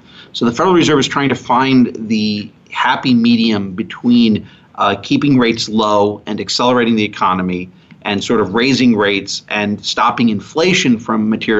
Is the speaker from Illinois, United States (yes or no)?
yes; Chicago, Illinois, United States; I grew up in the Chicago area.